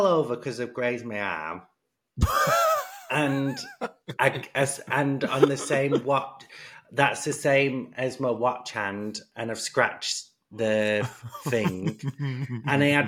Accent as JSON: {"language": "English", "town": "Manchester", "region": "North West England", "country": "United Kingdom", "tie": "born or raised there", "said": "I'm in my hometown"}